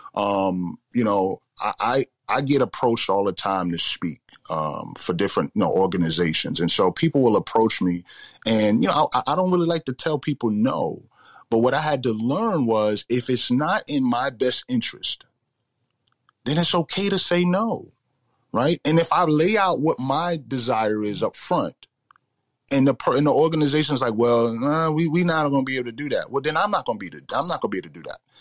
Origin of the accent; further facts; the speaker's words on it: New York City, New York, United States; growing up in the Bronx, uh, you know, South Bronx in the, in the 80s and the 90s